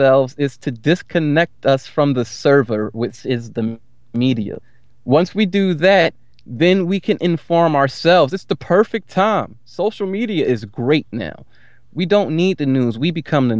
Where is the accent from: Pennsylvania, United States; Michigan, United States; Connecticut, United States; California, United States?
Pennsylvania, United States; Philadelphia; I'm from Philly.